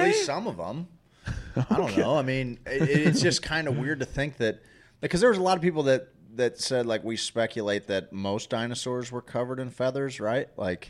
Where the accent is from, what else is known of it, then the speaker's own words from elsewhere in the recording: St. Louis, Missouri, United States; I'm from St. Louis, bud.